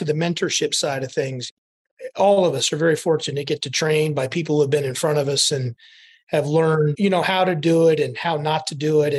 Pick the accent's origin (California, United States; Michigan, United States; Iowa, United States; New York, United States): Iowa, United States; moved away as an adult; also born or lived in New Orleans; I grew up in the Midwest. I'm from Iowa. I'm a Hawkeye from Iowa.